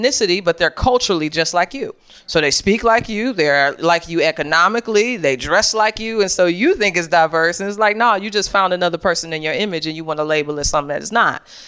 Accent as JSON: {"language": "English", "town": "St. Louis", "region": "Missouri", "country": "United States", "also_born_or_lived": "Chicago", "moved": "yes", "said": "I'm from St. Louis"}